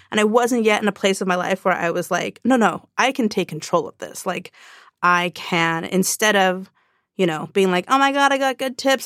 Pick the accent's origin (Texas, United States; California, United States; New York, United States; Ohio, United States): California, United States; Orange County; I grew up in Orange County